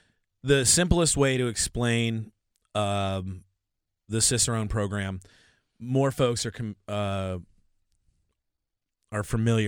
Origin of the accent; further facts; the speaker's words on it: Washington, United States; Oh, they don't have, you know, I'm from Washington State.